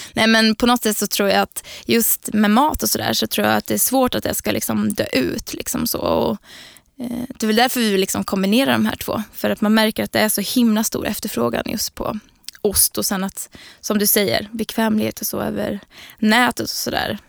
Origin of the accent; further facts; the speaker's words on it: Linköping, Östergötland, Sweden; Jag är från Linköping också, så född och uppvuxen där